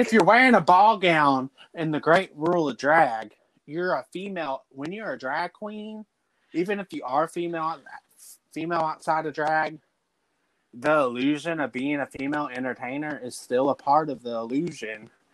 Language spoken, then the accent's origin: English; Dallas, Texas, United States; I'm originally from Dallas. I've been out in the country for 13 years now